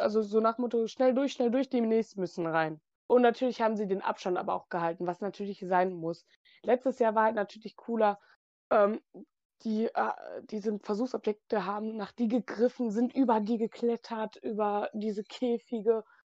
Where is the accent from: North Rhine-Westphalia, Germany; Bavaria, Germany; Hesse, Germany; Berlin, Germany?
North Rhine-Westphalia, Germany; near Movie Park Germany; komme von der Nähe aus dem Moviepark